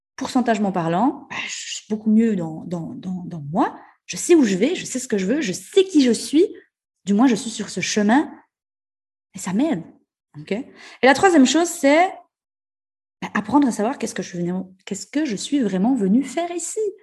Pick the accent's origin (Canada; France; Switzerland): Switzerland; Ajoie, Jura; en tant que bon, euh, bon jurassien, bon euh, suisse et jurassien et bon ajouleux